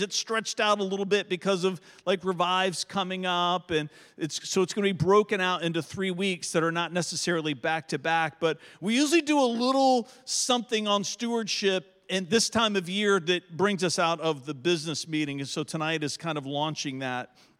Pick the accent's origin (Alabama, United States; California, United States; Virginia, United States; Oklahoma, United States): Virginia, United States; Verona; everybody that I grew up with in Verona, in eastern Henrico County, that's how we say that word.